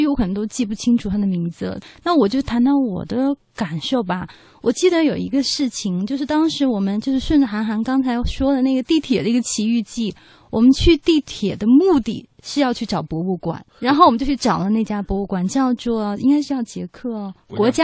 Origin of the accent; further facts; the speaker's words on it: China; 作为中国人吧